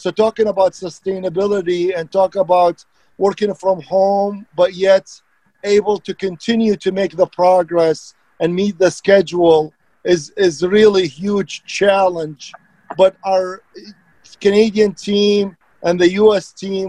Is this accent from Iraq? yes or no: yes; Iraq; English is a second language; moved away; I'm an immigrant. So talking about what Nick said, it resonate with me. I came from Iraq 36 years ago, and I started my journey and went to school and became a professional engineer.